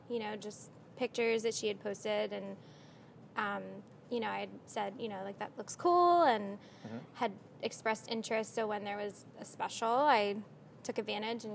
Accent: Bucks County, Pennsylvania, United States; also born or lived in Atlanta; I grew up in Bucks County, about 30 minutes from here

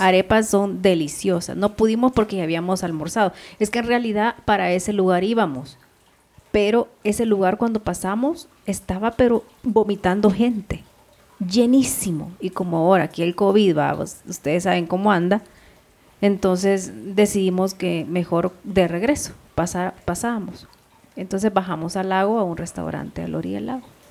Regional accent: El Salvador; moved away; es un vecino de mi pueblo

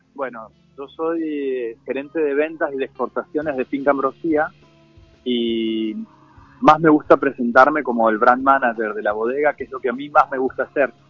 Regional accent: Mendoza, Argentina; accent: Mendoza tonada; Yo vivo en Mendoza, por ahí se siente la tonada

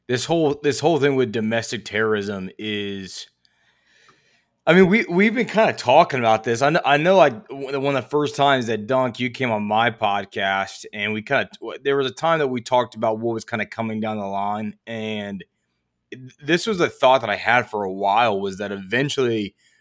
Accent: Virginia, United States; I'm from Virginia.

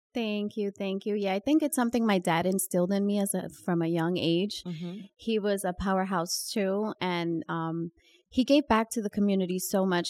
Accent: New York, United States; also born or lived in Dominican Republic / Queens, New York; growing up in New York and Washington Heights

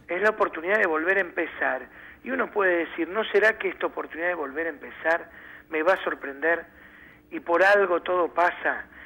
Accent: Argentina; como buenos argentinos

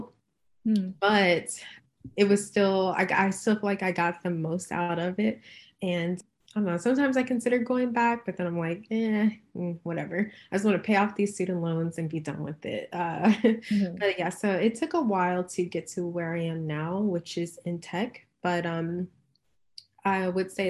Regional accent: Cincinnati, Ohio, United States; moved away as an adult; also born or lived in Chicago; now in California, United States; I was born and raised in Cincinnati, Ohio

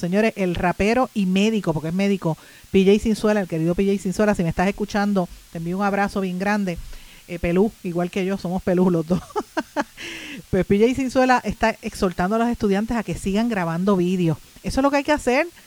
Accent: Puerto Rico; aquí nosotros como puertorriqueños

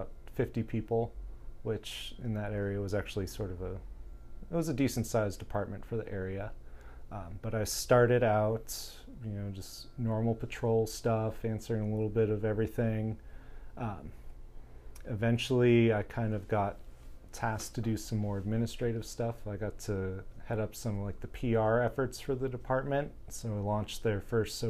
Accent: San Diego, California, United States; moved away as an adult; also born or lived in Washington, D.C.; now in San Diego, United States; growing up in San Diego

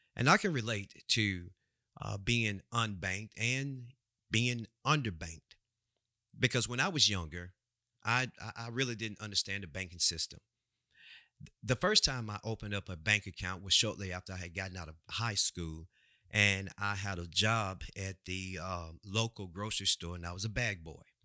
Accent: United States; we as American people

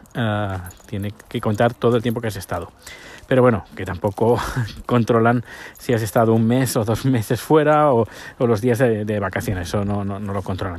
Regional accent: Spain; now in Sweden; la nacionalidad española

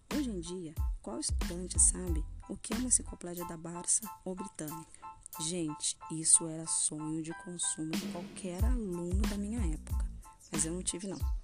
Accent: Guarulhos, São Paulo, Brazil; moved away as an adult; also born or lived in interior of Minas Gerais; now in Minas Gerais, Brazil; UNG, que é uma faculdade de Guarulhos, que é a minha cidade

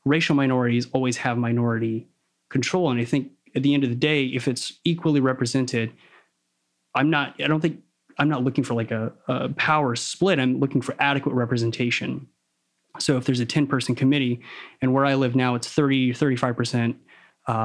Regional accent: the South, United States; I grew up in the South.

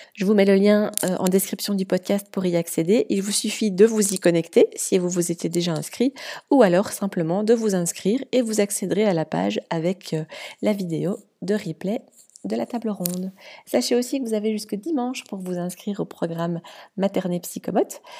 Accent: Belgium; je suis belge

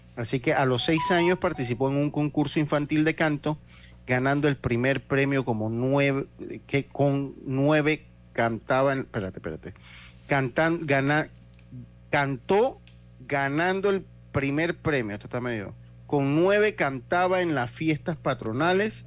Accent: Panama

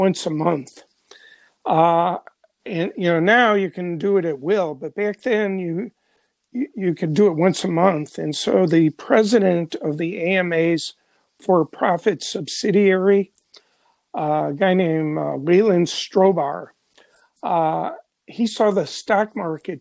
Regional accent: Chicago, Illinois, United States; also born or lived in the American South; I'm a Chicago guy.

